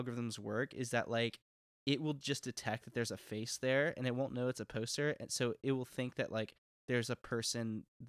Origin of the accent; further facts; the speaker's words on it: Houston, Texas, United States; I'm from Texas and from Houston